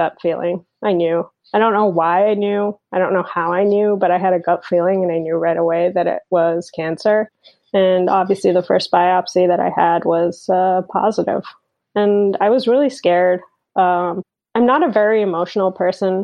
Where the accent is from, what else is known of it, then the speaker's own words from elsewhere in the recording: Bahrain; moved away as an adult; also born or lived in Berlin, Germany; now in United States; I was born and brought up in the Middle East on a tiny island called Bahrain